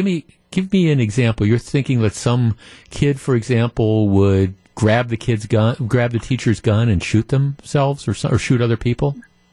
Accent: Illinois, United States; I'm from the Chicago suburbs. I'm a female.

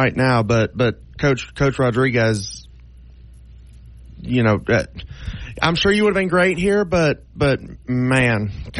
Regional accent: Mobile County, Alabama, United States; moved away as an adult; now in Tuscaloosa, United States; I'm from Mobile County. I grew up down there. I grew up down in the 251

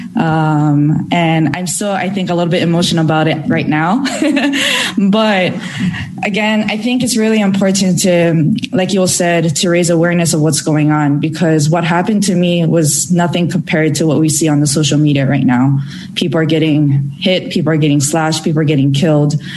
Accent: United States; being Japanese American, I take you know a huge pride in representing my own country where I was born and raised

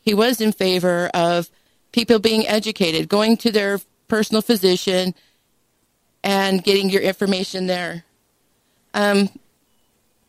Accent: Dixie, Utah, United States; I am from Dixie

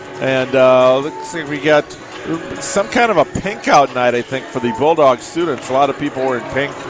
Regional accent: Fredonia, Wisconsin, United States; also born or lived in Cedarburg / Mequon / Belgium / Grafton; growing up in Fredonia, Cedarburg, Mequon, Belgium, that area, you know, North Shore, I grew up with that kind of basketball.

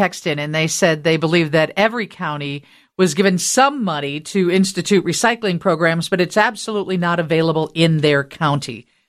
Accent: Rockford, Illinois, United States; when I was young, growing up in Rockford

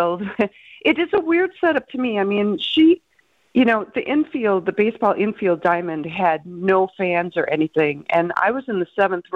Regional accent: Milwaukee, Wisconsin, United States; I'm from the South Side. My father worked at Harnischweiger P&H. You know, I know the side streets

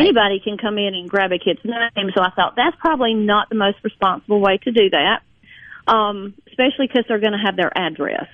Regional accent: Jones County, Mississippi, United States; I grew up in Jones County, Mississippi

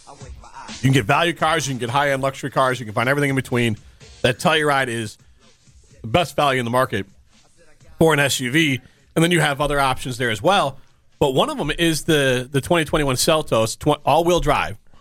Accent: Cedarburg, Wisconsin, United States; growing up in Cedarburg

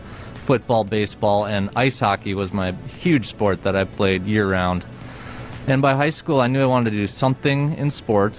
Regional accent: Rhinelander, Wisconsin, United States; I was born and raised in Rhinelander, Wisconsin

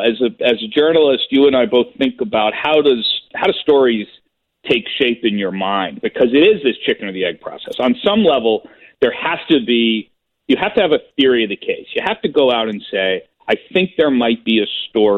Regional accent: United States; also born or lived in China / Iraq / Egypt; how you are as an American when you're talking about your own place

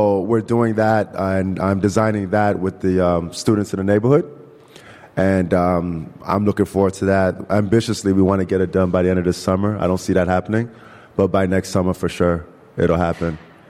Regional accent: Nigeria; because I'm originally from Nigeria anyway. So how great it would be to bring it back home where we have plenty of sun, right?

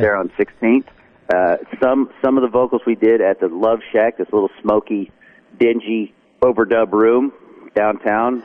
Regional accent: North Carolina, United States; I'm from North Carolina. I'm, from a dirt road in North Carolina

